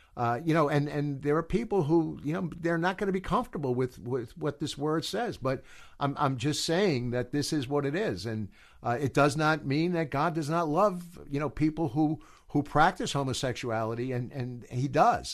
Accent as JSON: {"language": "English", "country": "United States", "also_born_or_lived": "New Jersey / Colorado", "said": "I am from America"}